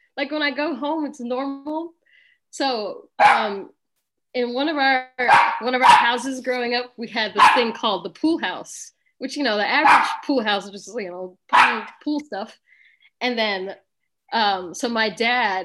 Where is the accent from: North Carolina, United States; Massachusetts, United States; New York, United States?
New York, United States; Long Island; I grew up in Long Island